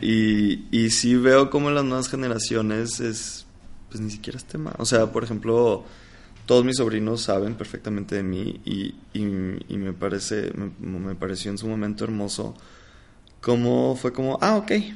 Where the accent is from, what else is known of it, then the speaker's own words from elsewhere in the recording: Monterrey, Nuevo León, Mexico; moved away as an adult; now in Mexico City, Mexico; yo vivo en la Ciudad de México, pero, pero pues bueno, soy de Monterrey